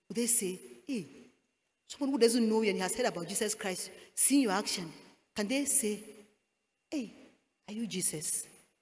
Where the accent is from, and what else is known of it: Ghana